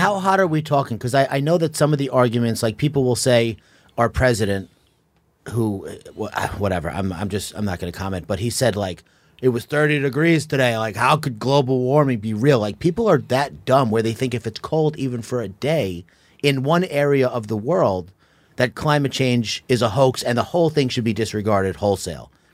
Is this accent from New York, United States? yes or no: yes; Long Island, New York, United States; I was born and raised in Long Island